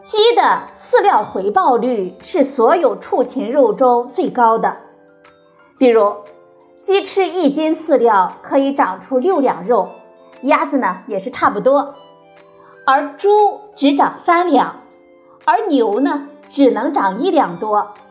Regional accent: China; 咱们中国人的餐桌呢，一直在悄然发生着变化

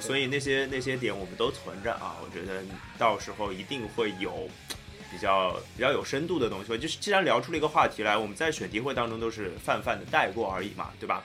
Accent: Shanghai, China; 我们上海人叫皮蛋

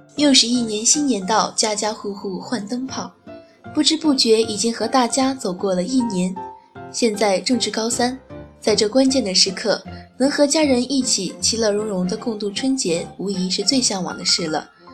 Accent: Xinyang, Henan, China; 我是来自被誉为河南的小江南的信仰

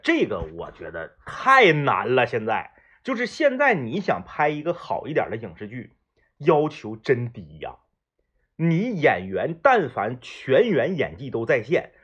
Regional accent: Northeast China, China; 东北话不是那些综艺节目里明星们调侃的那种话

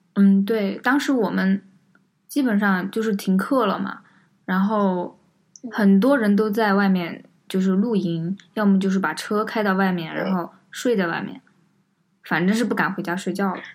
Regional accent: Sichuan, China; 我们是四川人，然后也经历了五幺二这次地震的这个事件

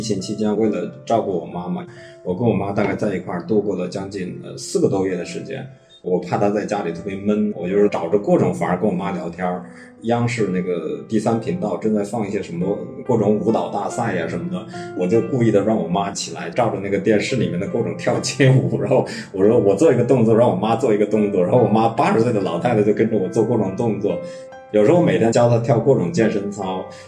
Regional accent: Hubei, China; moved away as an adult; now in Beijing, China; 我的家乡呢在湖北的一个，呃，小县城

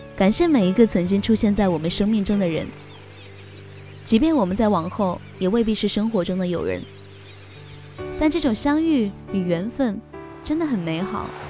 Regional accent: China; 原来大家都是大陆人

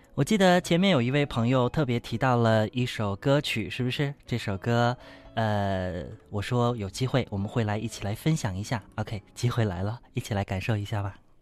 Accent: Wuxi, Jiangsu, China; 跟我们无锡当地的话呢是有点不一样

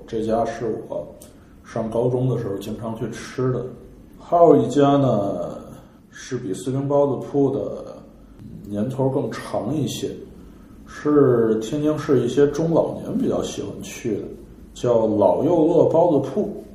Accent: Tianjin, China; 我们天津人 清汤实际上我们不吃麻花儿

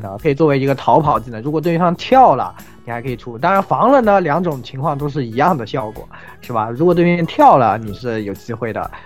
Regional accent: China; 我们中国人民非常熟悉的啊

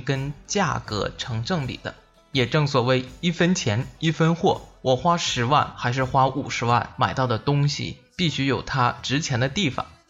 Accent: China; 我们中国人

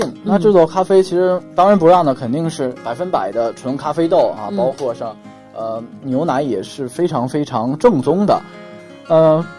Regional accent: Beijing, China; 因为我是北京人嘛

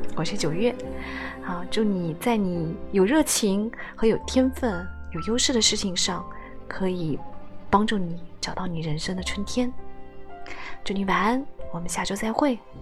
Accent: China; 在我们大陆这边

